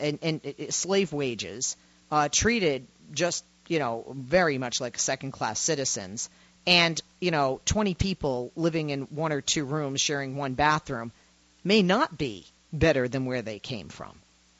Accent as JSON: {"language": "English", "country": "United States", "lives_now": "California, United States", "said": "as an American going over with an American mindset"}